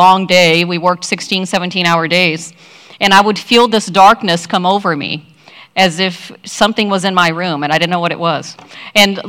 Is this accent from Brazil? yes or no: yes; Brazil; now in United States; I'm from Brazil. I've been in the U.S. for 30 plus years.